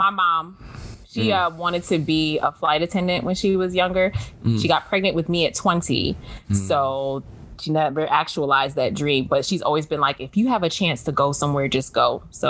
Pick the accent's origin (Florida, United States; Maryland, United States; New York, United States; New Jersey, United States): New York, United States; New York City; I grew up in New York City